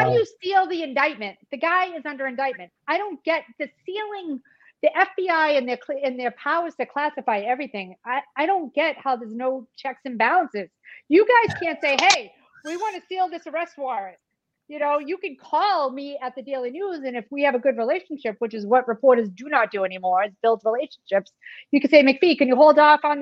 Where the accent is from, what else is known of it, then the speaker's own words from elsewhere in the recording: Boston, Massachusetts, United States; accent: Boston; also born or lived in Brooklyn; now in Los Angeles, United States; I lived in Brooklyn a long time. I'm from Boston